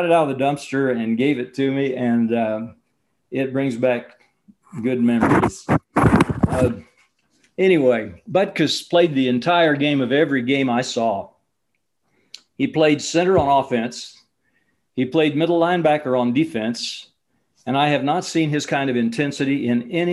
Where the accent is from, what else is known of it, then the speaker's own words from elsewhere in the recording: Champaign, Illinois, United States; I grew up in the Champaign-Urbana, Illinois area